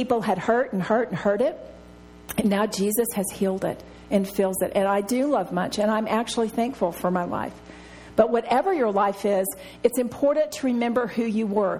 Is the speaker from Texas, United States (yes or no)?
yes; Texas, United States; I'm from Texas